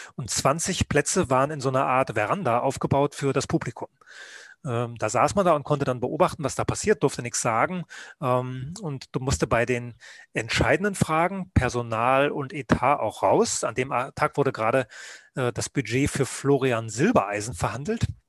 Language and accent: German; Rügen, Mecklenburg-Vorpommern, Germany; also born or lived in Leipzig; now in Munich, Germany; ich bin Rüganer, also auf der Insel Rügen geboren, habe dann in der DDR Journalist werden wollen